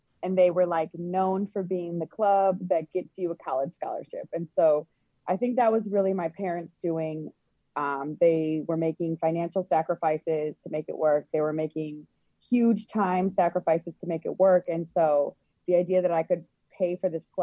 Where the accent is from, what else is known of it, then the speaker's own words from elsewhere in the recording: Elk Grove, United States; I grew up in Elk Grove community